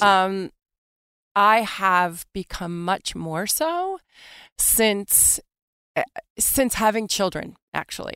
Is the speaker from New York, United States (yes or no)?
yes; New York City, New York, United States; Born and raised in Manhattan.